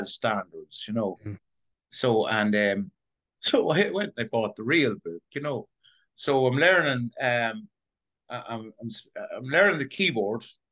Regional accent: County Meath, Ireland; moved away as an adult; now in New York, United States

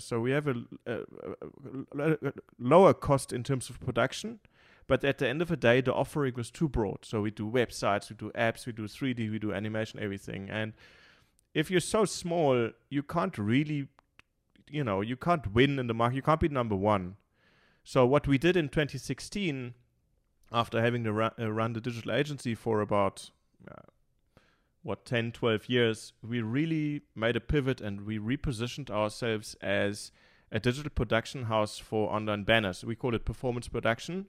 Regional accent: Munich, Bavaria, Germany; now in Cape Town, South Africa; I'm from Munich, so I'm born and bred in Munich.

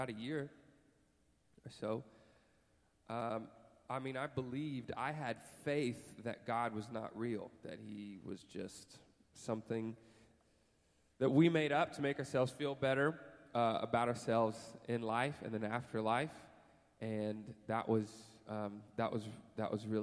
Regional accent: United States; I was born in America

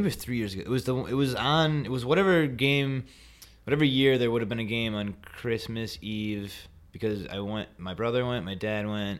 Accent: Cleveland, Ohio, United States; I'm from Cleveland.

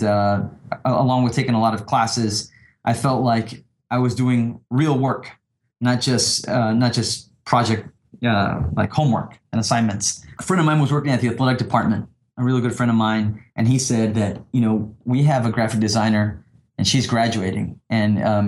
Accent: Panama; moved away as an adult; also born or lived in New Orleans, United States; now in Dallas, United States; I grew up in Panama and I grew up in New Orleans.

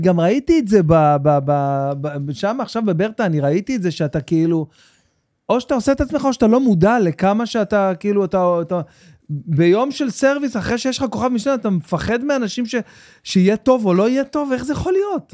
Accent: Jerusalem, Jerusalem District, Israel; גדלתי בנורית, ממש בנורית, בעיר גנים, בפנים.

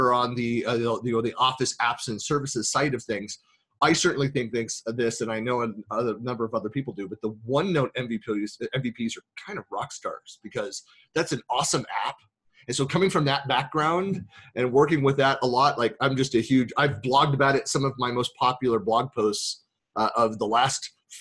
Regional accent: Bay Area, California, United States; accent: Bay Area; my Bay Area accent

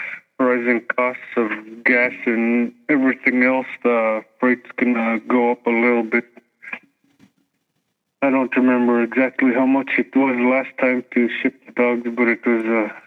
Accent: Akiak, Alaska, United States; I grew up in Akiak, Alaska. It's in the western part of Alaska on the Kuskokwim River. I'm 37.

